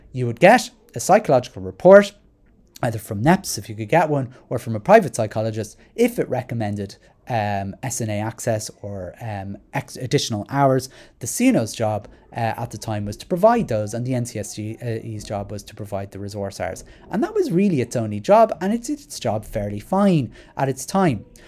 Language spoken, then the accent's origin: English; Dublin, Leinster, Ireland; I'm from Rat Mines, I still rented a flat in Rat Mines.